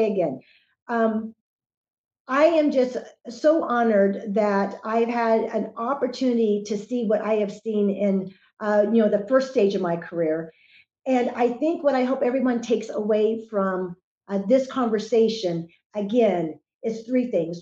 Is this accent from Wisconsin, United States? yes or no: no; Wichita, Kansas, United States; I've spent most of my life, growing up in Kansas